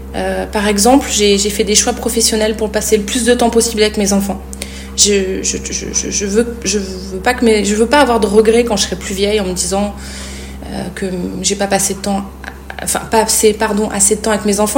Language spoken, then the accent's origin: French; Clermont-Ferrand, Auvergne-Rhône-Alpes, France; moved away as an adult; also born or lived in Paris; je quitte ma ville natale Clermont-Ferrand